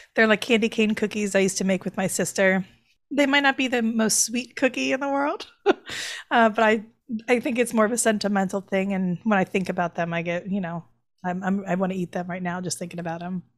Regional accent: the South, United States; now in New York City, United States; I'm from the South.

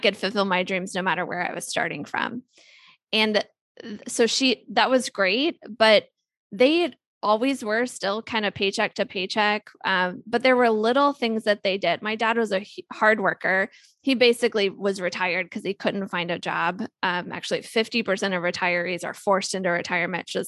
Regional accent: Ohio, United States; I grew up in Ohio

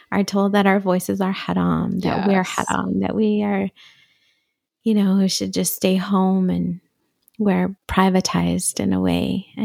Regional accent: Syria; also born or lived in Riyadh, Saudi Arabia; I was born in Riyadh in Saudi Arabia. And I not Saudi Arabian. Yeah. I'm not Saudi. I'm Syrian. Um, my family is from Damascus, and we just happened to be in Saudi.

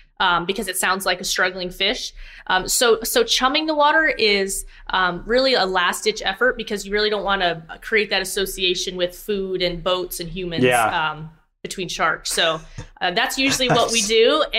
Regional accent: South Florida, United States; I'm from South Florida. I've been around the ocean almost my whole life

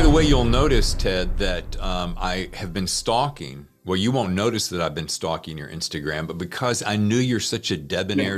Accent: Charlotte, North Carolina, United States; I'm from North Carolina. I'm from uh, Charlotte area

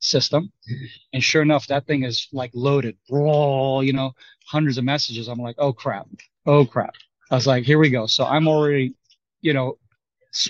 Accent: Kiryat Shmona, Northern District, Israel; also born or lived in Golan Heights / Texas; I'm from the north. I grew up in Kiryat Shmona, and I lived on the Golan Heights during my military service.

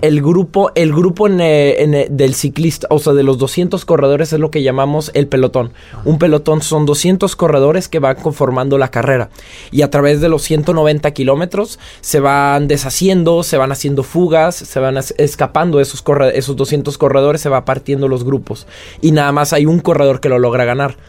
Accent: Mexico; moved away as an adult; now in France; yo estoy orgulloso de ser mexicano y venir de donde vengo

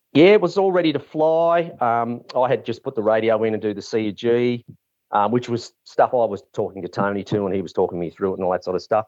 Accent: Mornington, Victoria, Australia; also born or lived in Camperdown; we moved to Mornington. Uh, Dad was asked to manage two, um, racehorse studs. on Bungear Road, a Montana stud and Green Dale Lodge, which was like over a thousand acres, massive. It was great, you know, growing up on a farm

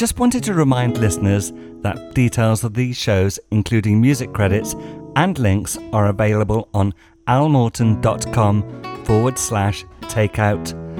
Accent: United Kingdom; one of my problems with being British

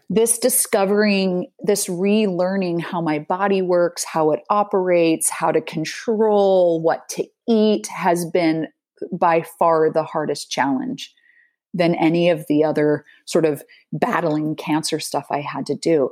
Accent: Salt Lake City, Utah, United States; moved away as an adult; now in Netherlands; growing up in Salt Lake City, the the city the, is nestled between two mountain ranges

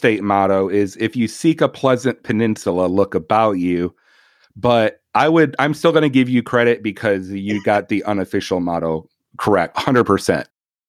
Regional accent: Michigan, United States; I'm from Michigan. I'm a Michigander

